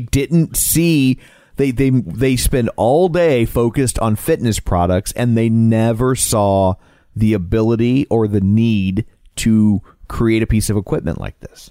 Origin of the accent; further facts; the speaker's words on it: Midwest, United States; accent: Midwest; my Midwest accent